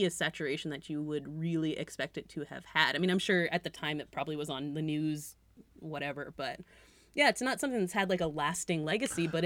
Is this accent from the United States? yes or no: yes; New England, United States; But like I said, also I am from New England